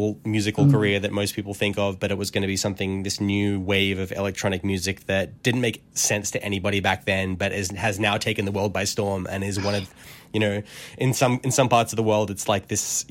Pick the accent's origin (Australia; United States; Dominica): Australia; as an Australian, I'm living in this very sort of, now I realize, quite isolated bubble of the world.